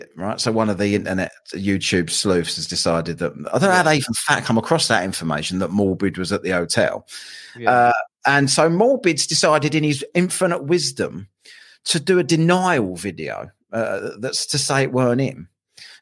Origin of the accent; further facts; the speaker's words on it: London, United Kingdom; I'm a Londoner